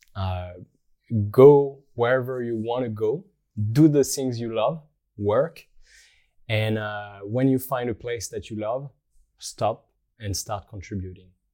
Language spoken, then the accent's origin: English; Rennes, Brittany, France; moved away as an adult; also born or lived in Tokyo / Germany / Australia; now in Paris, France; I grew up in Rennes, in, uh, in Brittany